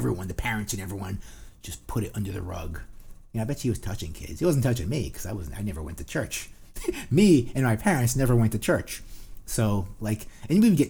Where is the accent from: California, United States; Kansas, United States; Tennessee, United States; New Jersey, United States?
New Jersey, United States; because we're from New Jersey.